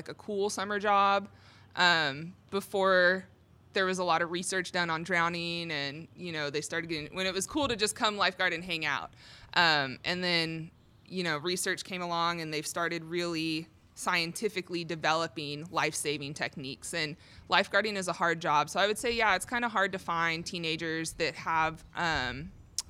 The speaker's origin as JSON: {"language": "English", "town": "Torrance", "region": "California", "country": "United States", "tie": "born or raised there", "moved": "as an adult", "lives_now": "College Station, United States", "said": "I'm originally from California. So I was born and raised in Torrance, California, and I moved out here"}